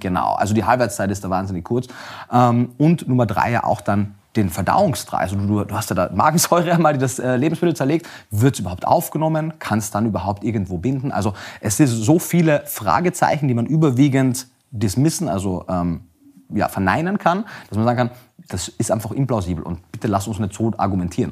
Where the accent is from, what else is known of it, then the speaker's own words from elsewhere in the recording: Austria; Ich komme aus Österreich, wie man äh, vielleicht auch hört.